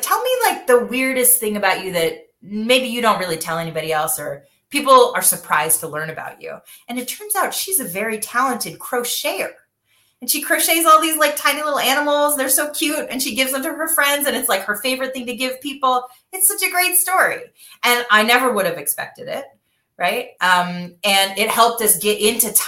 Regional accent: Michigan, United States; I grew up in Michigan

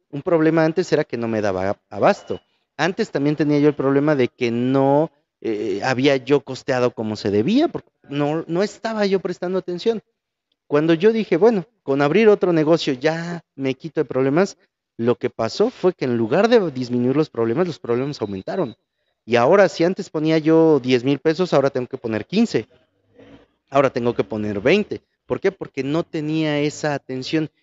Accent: Mexico; somos como buenos mexicanos

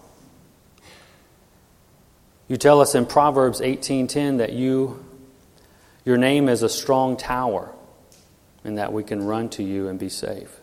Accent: Louisiana, United States; moved away as an adult; also born or lived in California / Washington; now in Arkansas, United States; I am from Louisiana, born and raised there.

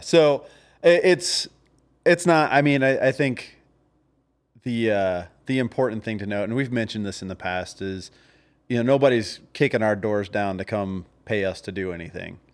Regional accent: the South, United States; I was from the South

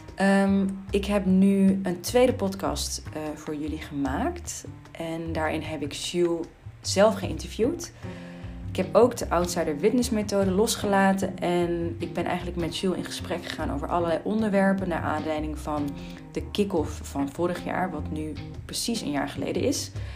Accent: North Brabant, Netherlands; als mede-Brabander

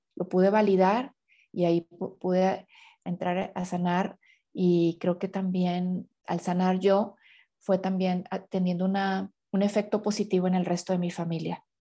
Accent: Mexico; yo soy de tal parte de la, de la República de México, ¿no? Soy tal parte de México

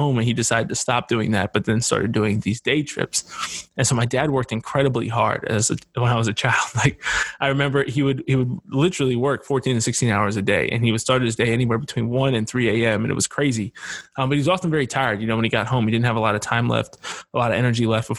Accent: Harrisburg, Pennsylvania, United States; I was born and raised in Harrisburg, Pennsylvania.

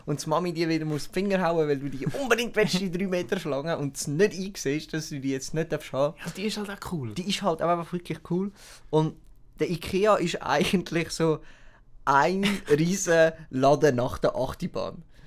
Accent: Switzerland; als Schweizer

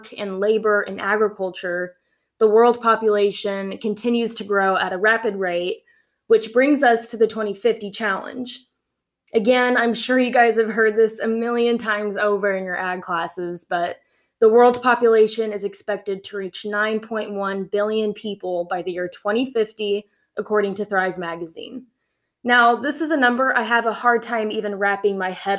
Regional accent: Central Valley of California, United States; moved away as an adult; now in Oklahoma, United States; I grew up in the Central Valley of California, and my family moved to California when I was very young

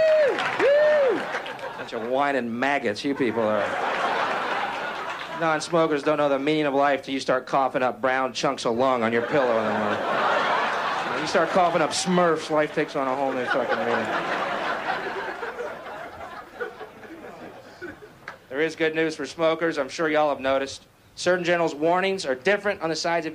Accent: Houston, Texas, United States; I'm from Houston, Texas

